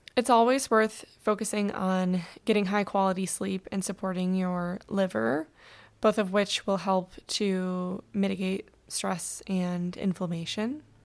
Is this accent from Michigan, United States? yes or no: yes; Michigan, United States; now in Southern California, United States; I grew up in Michigan